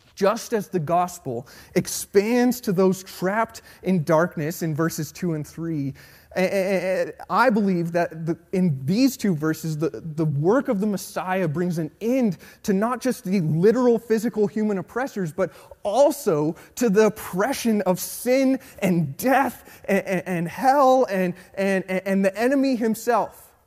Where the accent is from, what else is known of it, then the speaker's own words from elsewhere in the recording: Colorado, United States; Born and raised in Colorado